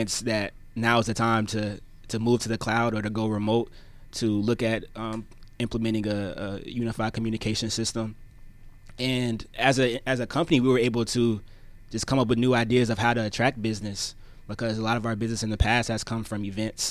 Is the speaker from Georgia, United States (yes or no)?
yes; Gwinnett County, Georgia, United States; grew up in Gwinnett County.